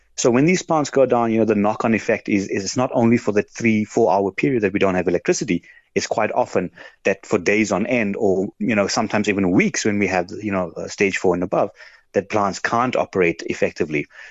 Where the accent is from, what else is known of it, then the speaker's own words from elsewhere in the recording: South Africa; being a South African